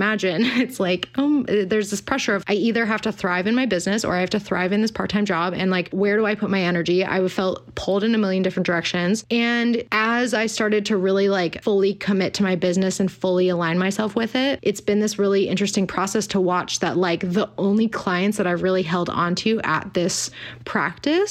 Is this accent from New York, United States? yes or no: no; Pasadena, California, United States; I've been working at a functional medicine office in Pasadena, my hometown